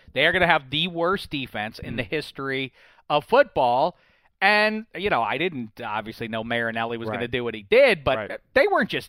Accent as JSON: {"language": "English", "town": "Pittsburgh", "region": "Pennsylvania", "country": "United States", "tie": "born or raised there", "said": "I grew up in Pittsburgh in the 70s."}